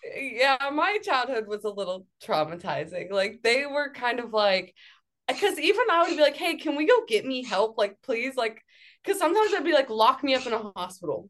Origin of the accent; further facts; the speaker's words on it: Akron, Ohio, United States; moved away as an adult; also born or lived in Youngstown, Ohio / Pittsburgh, Pennsylvania; I moved from Akron to Youngstown because I went to Youngstown State.